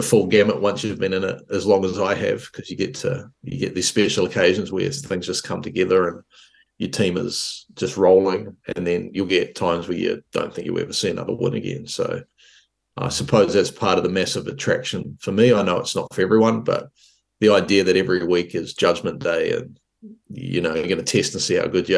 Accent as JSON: {"language": "English", "region": "Hawke's Bay", "country": "New Zealand", "tie": "born or raised there", "said": "In the region I lived in, were a lot of good athletes. So I come from Hawke's Bay"}